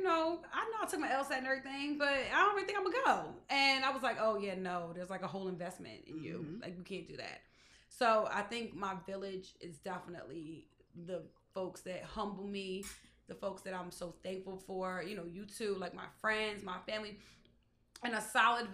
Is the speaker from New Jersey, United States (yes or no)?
yes; Lawnside, New Jersey, United States; we were so grounded in who we are as a people. It's like, no, like we're from Longside